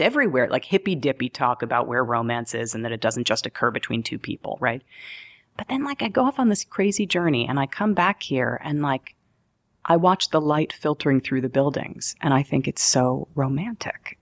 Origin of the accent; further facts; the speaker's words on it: New York, United States; also born or lived in Denver, Colorado; I'm a New Yorker.